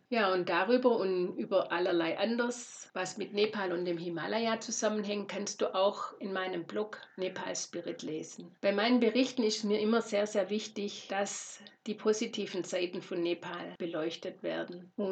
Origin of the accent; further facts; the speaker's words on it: Lorch, Baden-Württemberg, Germany; Ich bin aufgewachsen in Lorch, einem schwäbischen Ort nahe Stuttgart.